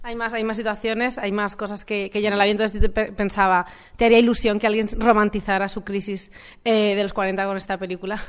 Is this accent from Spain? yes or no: yes; a town next to Moncada, L'Horta Nord, Valencian Community, Spain; al lado de mi pueblo, en Lortanor